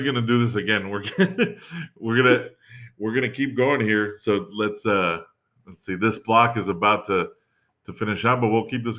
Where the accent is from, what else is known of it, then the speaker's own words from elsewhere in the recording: Miami, Florida, United States; us growing up in Miami